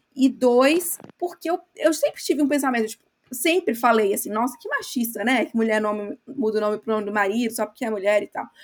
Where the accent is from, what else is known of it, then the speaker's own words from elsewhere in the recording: Brazil; moved away as an adult; also born or lived in England; now in United Kingdom; Eu sou brasileira